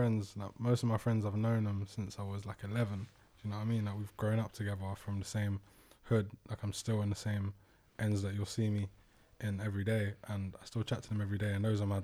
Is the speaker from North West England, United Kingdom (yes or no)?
no; Thornton Heath, Croydon, London, United Kingdom; I grew up in Fulton Heath